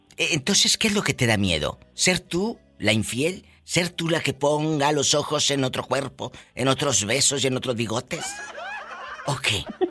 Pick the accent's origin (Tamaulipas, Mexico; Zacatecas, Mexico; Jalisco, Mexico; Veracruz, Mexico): Tamaulipas, Mexico; Matamoros; moved away; ahí en Matamoros, Tamaulipas, mi tierra